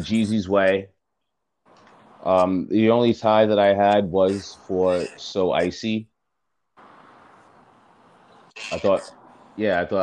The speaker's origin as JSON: {"language": "English", "town": "New York City", "region": "New York", "country": "United States", "moved": "yes", "said": "I'm from New York City"}